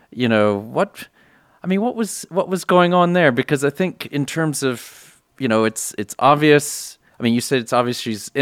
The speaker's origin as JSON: {"language": "English", "country": "United States", "tie": "born or raised there", "said": "I grew up in the United States"}